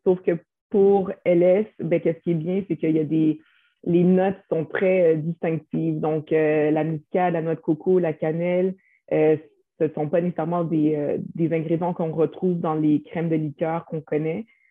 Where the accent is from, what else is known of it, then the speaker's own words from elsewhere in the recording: Quebec, Canada; on vient du Québec, on est né ici